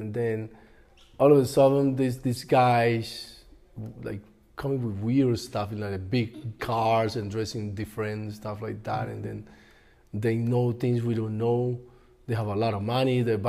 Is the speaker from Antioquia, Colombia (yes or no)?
yes; Medellin, Antioquia, Colombia; born there; I was born in Medellin. Yeah, I was just visiting my grandpa's and great grandparents.